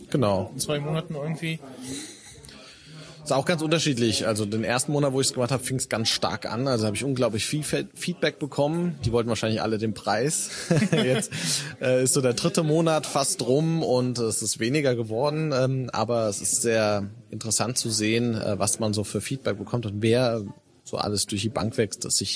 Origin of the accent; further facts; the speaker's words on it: Frankfurt, Hesse, Germany; born there; now in Darmstadt, Germany; Aus dem Rhein-Main-Gebiet, also ja. gebürtig Frankfurter, aber mittlerweile wohne ich in Darmstadt.